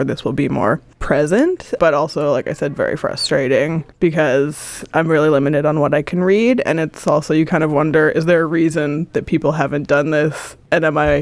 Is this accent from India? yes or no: no; Canada; now in Manchester, United Kingdom; I'm from Canada and now study here at the University of Manchester